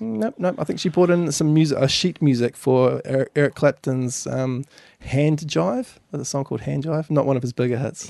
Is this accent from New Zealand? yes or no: yes; Governors Bay, Canterbury, New Zealand; I grew up in Governor's Bay over in the, the harbour there.